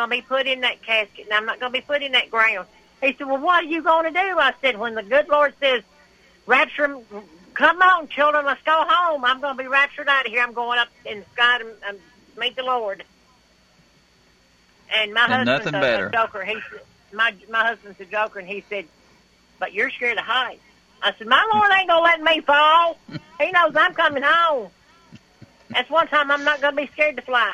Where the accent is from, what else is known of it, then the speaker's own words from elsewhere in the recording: Westview, United States; I grew up in Westview